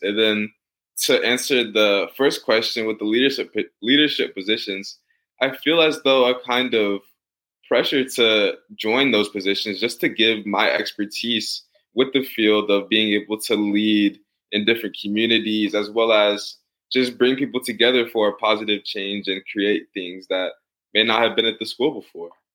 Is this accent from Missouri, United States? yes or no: yes; St. Louis, Missouri, United States; now in Atlanta, United States; I'm born and raised in St. Louis, and I currently live in Atlanta, Georgia